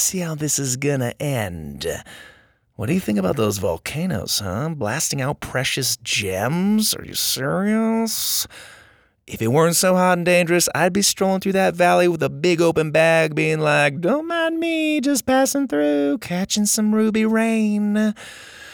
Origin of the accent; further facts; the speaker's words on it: Gilbert, Arizona, United States; I grew up in Gilbert, not far from there